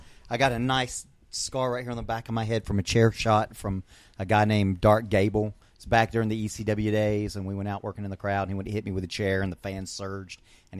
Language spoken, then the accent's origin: English; Scotland, United Kingdom; saying that he wants to join my clan because I'm Scottish, right?